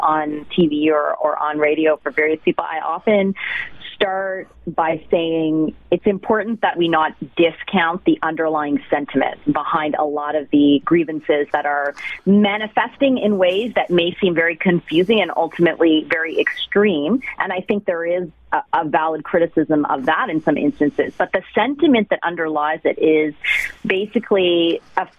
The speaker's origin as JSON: {"language": "English", "town": "Toronto", "region": "Ontario", "country": "Canada", "tie": "born or raised there", "also_born_or_lived": "Halifax / London, Ontario / Swift Current, Saskatchewan / Saskatoon", "moved": "as an adult", "lives_now": "Ottawa, Canada", "said": "I'm originally from Toronto. I grew up on the Danforth, actually, and spent my entire childhood there"}